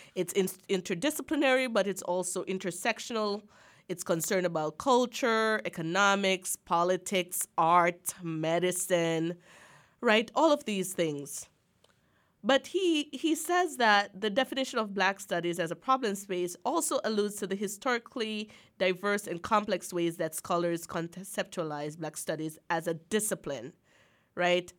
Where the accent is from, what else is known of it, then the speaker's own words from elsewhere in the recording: Jamaica; now in Arkansas, United States; I think of myself as an Akan, as a Jamaican